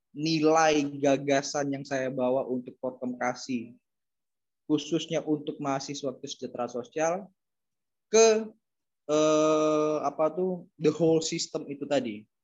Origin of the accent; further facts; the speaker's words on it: East Java, Indonesia; Karena saya paham betul, saya juga dari Jatim soalnya gitu kan.